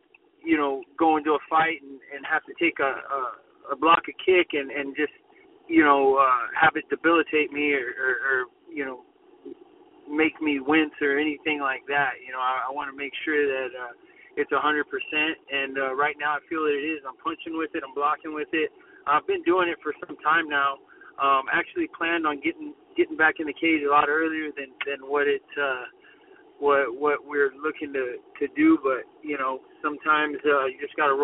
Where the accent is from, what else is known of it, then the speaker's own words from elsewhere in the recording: Corpus Christi, Texas, United States; my hometown of Corpus